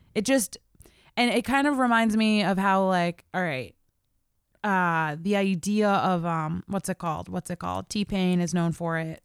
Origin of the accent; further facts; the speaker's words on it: Baltimore, Maryland, United States; I grew up in Baltimore